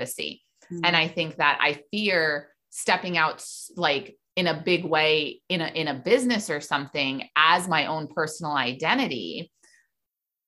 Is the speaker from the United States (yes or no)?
yes; New York City, New York, United States; I grew up in New York City